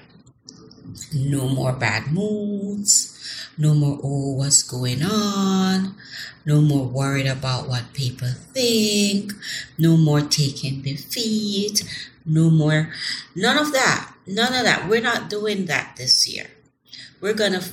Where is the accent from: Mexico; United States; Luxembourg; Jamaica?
Jamaica; I'm from Jamaica.